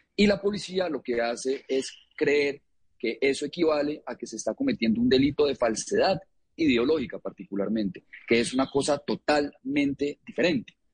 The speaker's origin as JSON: {"language": "Spanish", "country": "Colombia", "said": "yo soy colombiano"}